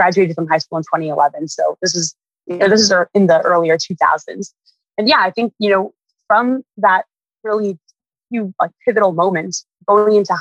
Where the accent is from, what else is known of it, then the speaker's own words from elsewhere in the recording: Winnetka, Illinois, United States; now in Los Angeles, United States; I grew up north of Chicago in a few different areas, but mainly a town called Winnetka